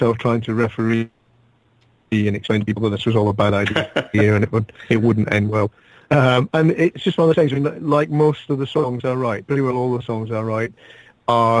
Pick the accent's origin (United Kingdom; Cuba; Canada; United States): United Kingdom; Glasgow, Scotland; moved away as an adult; now in London, United Kingdom; I'm originally from Glasgow. I live in London now.